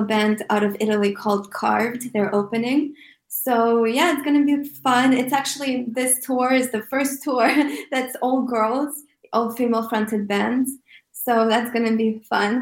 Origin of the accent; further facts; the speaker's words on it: Moscow, Russia; also born or lived in Armenia / Houston, Texas / New York; now in Los Angeles, United States; I was 3 when my family moved